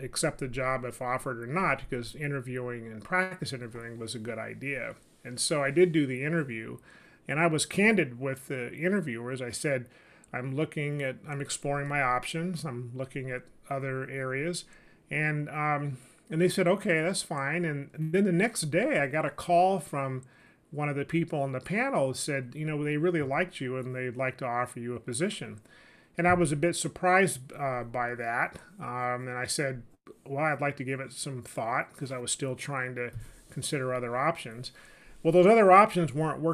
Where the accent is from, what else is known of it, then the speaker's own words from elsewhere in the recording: Sacramento, California, United States; moved away as an adult; also born or lived in Washington, D.C.; I was born and raised in California, specifically Sacramento.